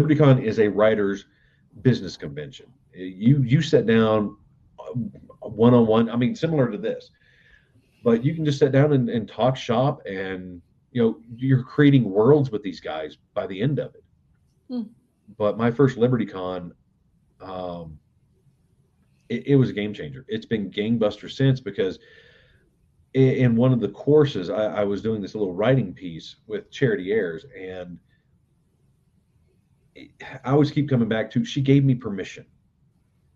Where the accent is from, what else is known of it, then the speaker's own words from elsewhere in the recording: Southern West Virginia, United States; moved away as an adult; I grew up in Southern West Virginia